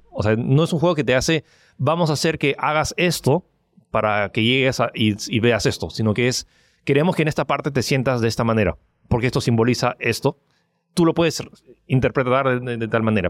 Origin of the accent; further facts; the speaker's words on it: Peru; also born or lived in United States / France; soy chino francés que nació en Estados Unidos, que vive en Perú